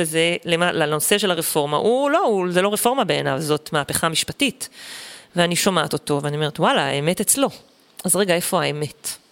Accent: Eshkol Regional Council, Southern District, Israel; also born or lived in Sdot, Sinai Peninsula (born, lived until age 9); עברנו לגור במועצה אזורית אשכול

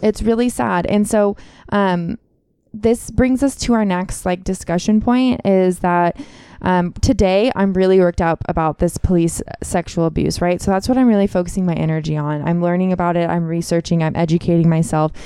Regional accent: Contra Costa County, California, United States; I grew up in Contra Costa County

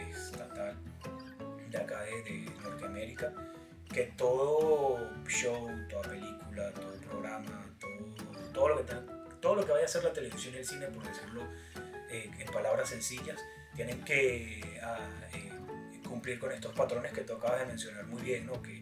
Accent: Venezuela; now in United States; Somos, venezolanos. Creo que tú lo dijiste al principio. Ambos somos venezolanos.

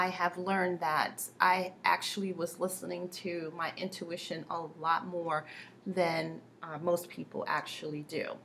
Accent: New York, United States; I grew up in New York, and you know, my mom was very sheltering

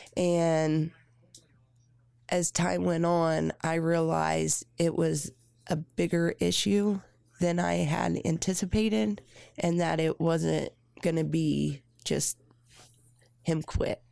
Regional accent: Redkey, Indiana, United States; I grew up in Red Key, Indiana

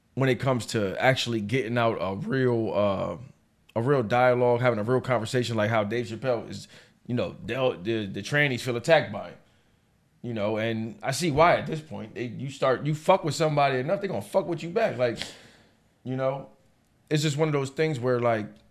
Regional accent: United States; I'm American to the day I die.

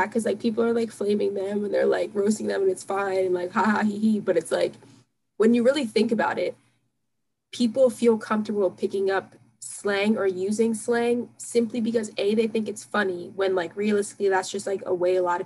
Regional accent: Philadelphia area, Pennsylvania, United States; I'm, like, from, like, the Philadelphia area, and, like, people say John here

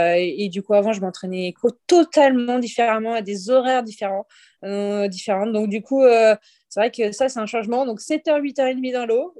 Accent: Libourne, Nouvelle-Aquitaine, France; moi, je suis de Bordeaux, de base, euh, Bordeaux, de Libourne, plus précisément

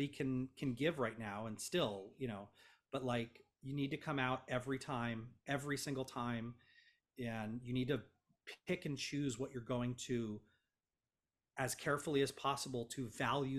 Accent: Los Angeles, California, United States; as an Angeleno

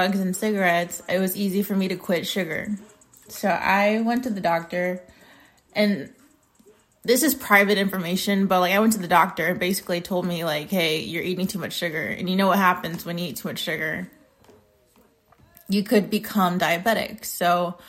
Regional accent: United States; I'm American.

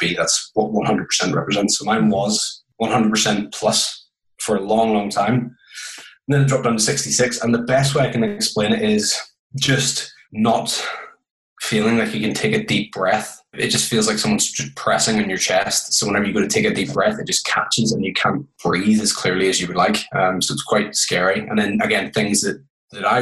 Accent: Belfast, Northern Ireland, United Kingdom; I'm from Belfast, Northern Ireland. It's probably where you're picking up the accent

